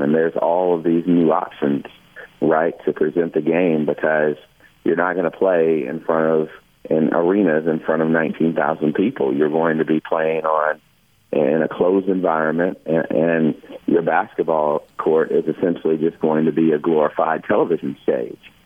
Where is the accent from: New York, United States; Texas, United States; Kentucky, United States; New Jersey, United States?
Kentucky, United States; growing up in Kentucky